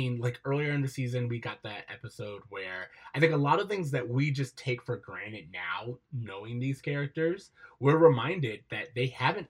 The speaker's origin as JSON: {"language": "English", "region": "Florida", "country": "United States", "tie": "born or raised there", "said": "as someone who grew up in Florida and therefore no mountain ranges"}